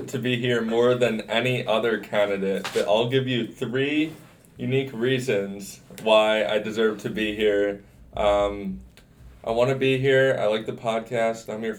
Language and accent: English; Garnet Valley, Pennsylvania, United States; I'm from Garnet Valley, Pennsylvania